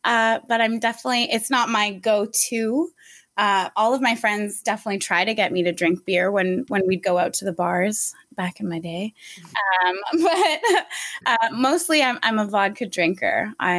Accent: Guelph, Ontario, Canada; moved away as an adult; now in Waterloo, Canada; I'm originally from Guelph. I grew up in Guelph, and I love the downtown area. I used to work downtown at Bobby O'Brien's for 4 years.

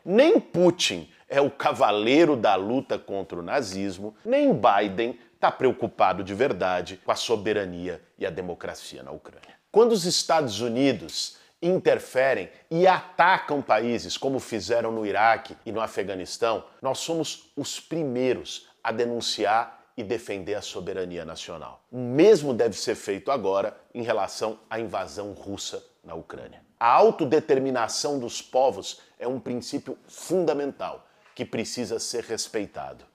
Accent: Brazil; como brasileiros

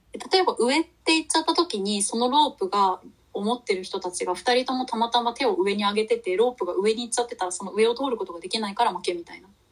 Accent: Kanto, Japan; 私たちはもう関東の人間なので

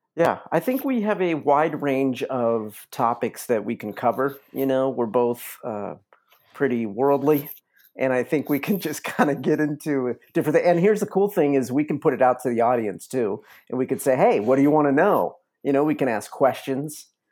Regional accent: Los Angeles, California, United States; moved away as an adult; now in Joshua Tree, United States; I'm originally from Los Angeles, though. Born and raised, uh, native Angelino.

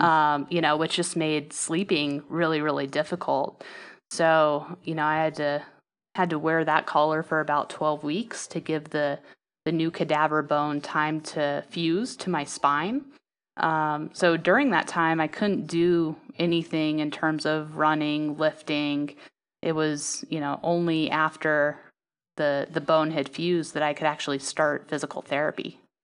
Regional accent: Salt Lake City, Utah, United States; moved away; I grew up in Salt Lake City, Utah

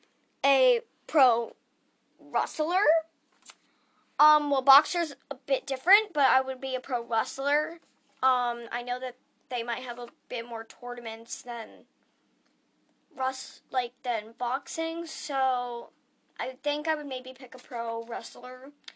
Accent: Phoenix, Arizona, United States; I'm actually from Phoenix, Arizona. So, yeah, I live in Phoenix.

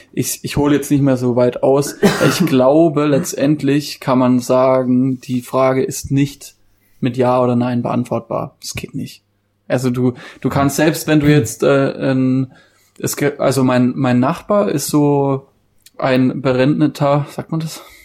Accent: Baden-Württemberg, Germany; bei uns in Baden-Württemberg

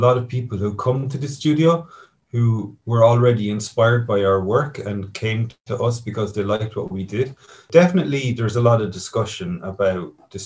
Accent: Kilkenny, Leinster, Ireland; my hometown here in Kilkenny

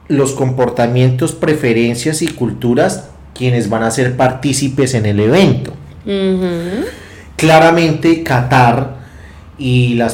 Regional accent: Colombia

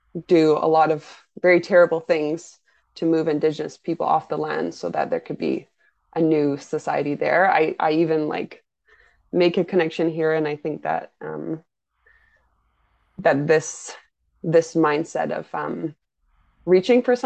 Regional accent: United Kingdom; myself as a British person

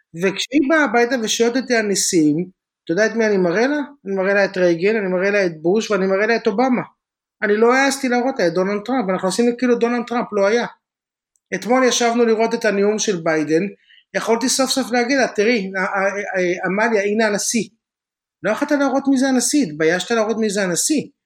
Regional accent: Israel; moved away as an adult; now in California, United States; אנחנו בארץ גדלים כישראלים

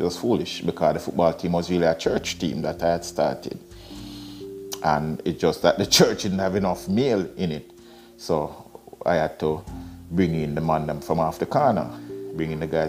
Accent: United Kingdom; now in Canada; Roger was my best friend when I was growing up in Britain. And in fact, I brought one of Roger's books here to Canada when I migrated here.

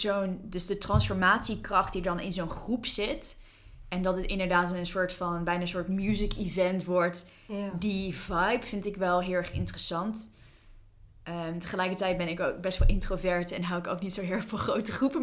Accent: New Zealand; moved away; Ik, ik ben opgegroeid in Nieuw-Zeeland. Ik heb daar tien jaar gewoond.

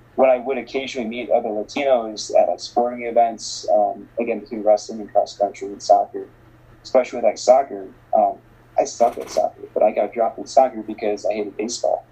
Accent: Northwest Indiana, United States; moved away as an adult; also born or lived in Bogota, Colombia; now in Minneapolis, United States; I was raised in the United, in Northwest Indiana specifically

